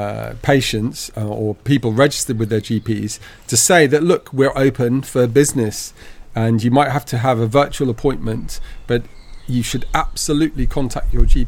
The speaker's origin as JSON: {"language": "English", "country": "United Kingdom", "said": "Look, I mean, I'm British. I was born up in the UK"}